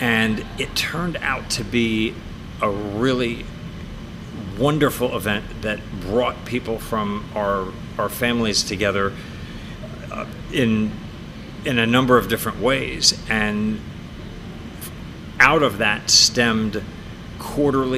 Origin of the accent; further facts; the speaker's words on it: West Chester, Pennsylvania, United States; now in Denver, United States; my hometown of Westchester, Pennsylvania